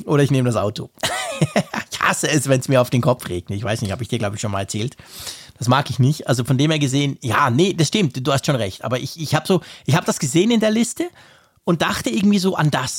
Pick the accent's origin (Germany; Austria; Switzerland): Switzerland; ich als Schweizer